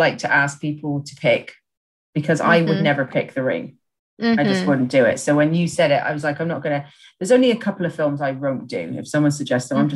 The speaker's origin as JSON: {"language": "English", "country": "Ireland", "tie": "born or raised there", "also_born_or_lived": "England", "moved": "yes", "said": "I grew up in Ireland and everyone swears there"}